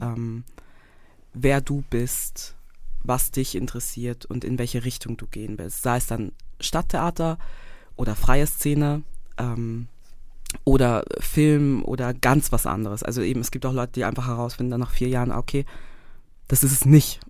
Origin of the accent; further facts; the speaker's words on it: Graz, Styria, Austria; moved away as an adult; also born or lived in Vienna, Austria; now in Zurich, Switzerland; Ich komme gebürtig aus Österreich, also aus Graz, ähm, my hometown.